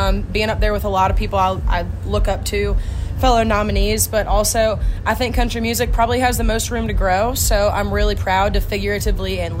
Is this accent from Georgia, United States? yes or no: yes; Atlanta, Georgia, United States; Born and raised in Atlanta, Georgia